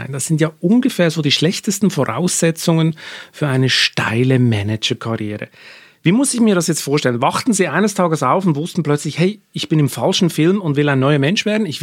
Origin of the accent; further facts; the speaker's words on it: Cologne, North Rhine-Westphalia, Germany; Ich komme aus einer Lehrerfamilie, Ich bin in Köln